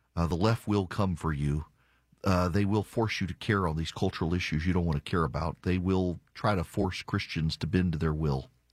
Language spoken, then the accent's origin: English; Jackson, Louisiana, United States; moved away; am from Jackson, Louisiana. Jackson, Louisiana is a small town